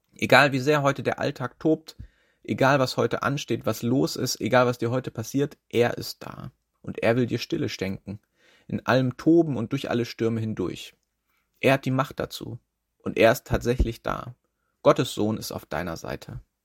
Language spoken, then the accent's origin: German; Schleswig-Holstein, Germany; now in Schwerin, Germany; ich bin in Schleswig-Holstein aufgewachsen